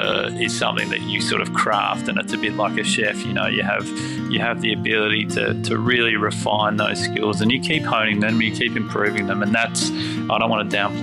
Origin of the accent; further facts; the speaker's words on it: McLaren Vale, South Australia, Australia; And then I guess growing up in McLaren Vale, you do realise that there's vineyards around you